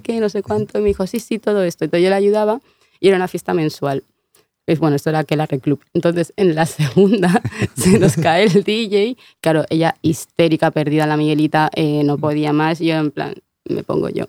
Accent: Vigo, Galicia, Spain; also born or lived in Canary Islands; yo soy medio gallega, pues me crié en, tú sabes, Vigo

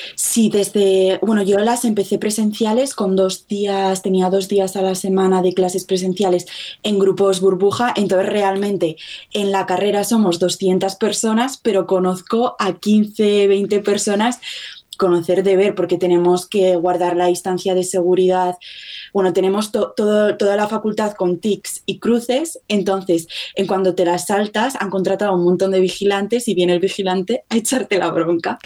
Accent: Zaragoza, Aragon, Spain; moved away as an adult; now in Utrecht, Netherlands; Ahora mismo estoy en Zaragoza, que es de, de donde soy

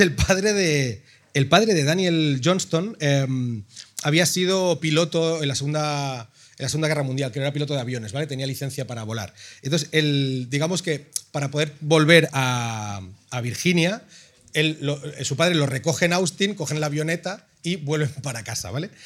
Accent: Ripollet, Catalonia, Spain; yo soy de Ripollet

